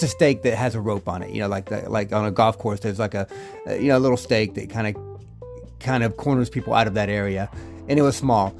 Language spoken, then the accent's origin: English; Georgia, United States; moved away; when I grew up in Georgia